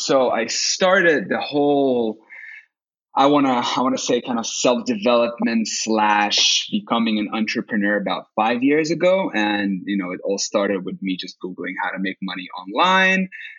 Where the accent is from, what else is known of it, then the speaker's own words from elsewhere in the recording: Saint Petersburg, Russia; English is a second language; now in Helsinki, Finland; Well, no, I'm originally from Russia, St. Petersburg, but I became a citizen with two nationalities, so Russian and Finnish